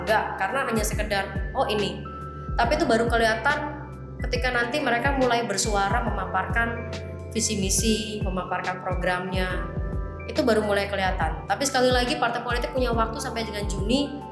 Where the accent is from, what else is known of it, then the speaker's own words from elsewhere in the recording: Surabaya, East Java, Indonesia; sebagai warga Surabaya